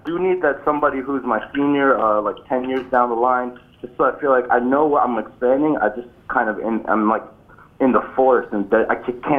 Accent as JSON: {"language": "English", "town": "Jersey City", "region": "New Jersey", "country": "United States", "said": "I'm from Jersey City"}